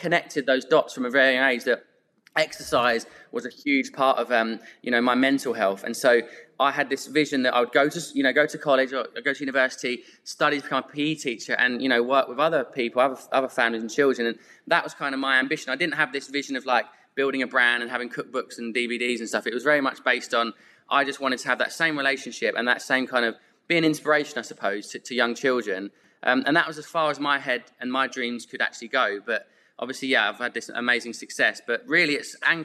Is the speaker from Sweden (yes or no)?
no; Epsom, South East England, United Kingdom; also born or lived in Santa Monica; I went to school there